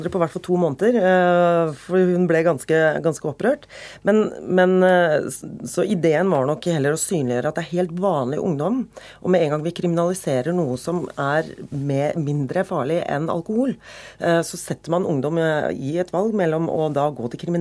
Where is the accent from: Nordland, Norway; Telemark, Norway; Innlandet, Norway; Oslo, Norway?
Oslo, Norway; Og de bare antok at siden jeg kom fra Veitvet og Groruddalen, at jeg antageligvis hadde sosiale problemer og problemer hjemme